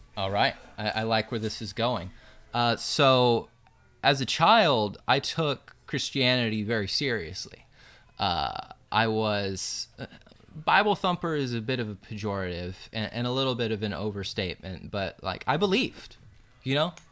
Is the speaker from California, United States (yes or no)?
no; Findlay, Ohio, United States; I grew up mainly in Northwest Ohio, about forty-five minutes south of Toledo in a little town called Findlay